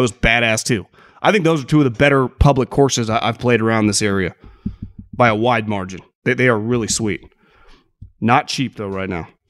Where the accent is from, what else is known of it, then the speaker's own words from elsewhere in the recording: California, United States; moved away; also born or lived in Sacramento; I'm born and raised in California